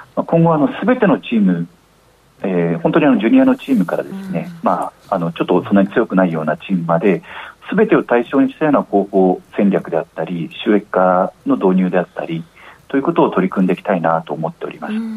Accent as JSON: {"language": "Japanese", "region": "Fukuoka", "country": "Japan", "tie": "born or raised there", "said": "地元福岡"}